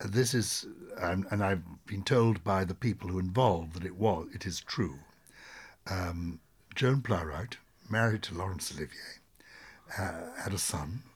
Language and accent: English; London, United Kingdom; I was brought up in London in the nineteen fifties